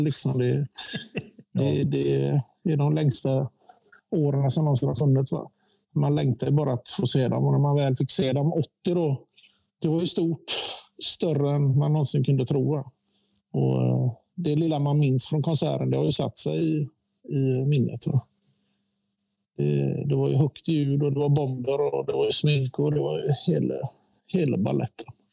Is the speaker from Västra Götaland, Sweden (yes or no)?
yes; Gothenburg, Västra Götaland, Sweden; also born or lived in Eriksbo; vi flyttade till Gårdsten från Eriksbo fyra